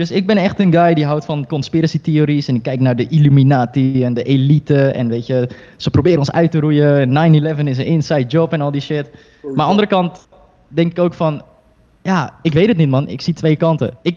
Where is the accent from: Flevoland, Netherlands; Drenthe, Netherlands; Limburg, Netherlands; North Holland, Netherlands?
North Holland, Netherlands; Heerhugowaard